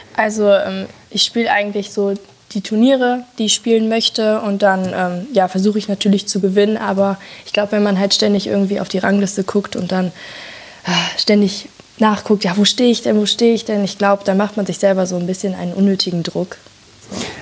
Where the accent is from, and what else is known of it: North Rhine-Westphalia, Germany